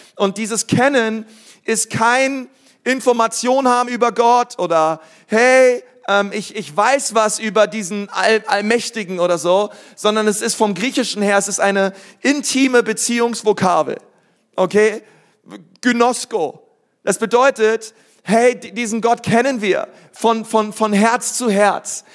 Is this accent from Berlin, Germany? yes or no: yes; Berlin, Germany; now in Nuremberg, Germany; ich komme aus Berlin